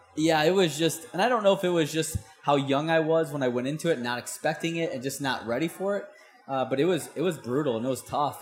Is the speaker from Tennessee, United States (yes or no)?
no; St. Louis, Missouri, United States; I'm from St. Louis, Missouri, which is like landlocked.